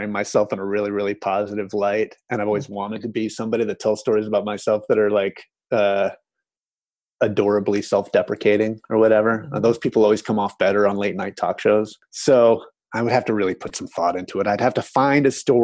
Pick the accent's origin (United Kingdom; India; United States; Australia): United States; as an American